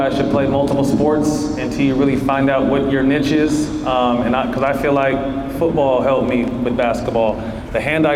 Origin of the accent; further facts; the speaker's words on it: Sacramento, California, United States; also born or lived in San Jose, California; I was born in San Jose, California, to a really diverse community, and I moved up to Sacramento at about 8 or 9